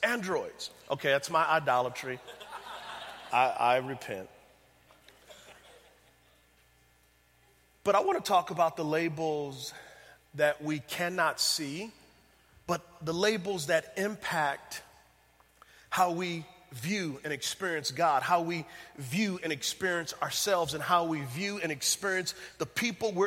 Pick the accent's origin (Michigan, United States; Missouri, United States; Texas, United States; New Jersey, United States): Texas, United States; San Antonio; moved away; I'm from San Antonio, Texas, so it feels good to be back home